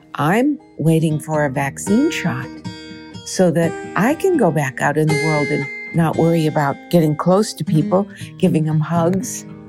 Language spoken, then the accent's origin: English; Minnesota, United States; I grew up in Minnesota